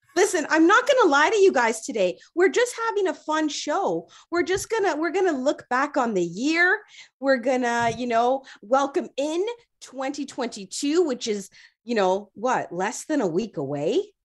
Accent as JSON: {"language": "English", "town": "Toronto", "region": "Ontario", "country": "Canada", "tie": "born or raised there", "said": "I grew up in Rexdale"}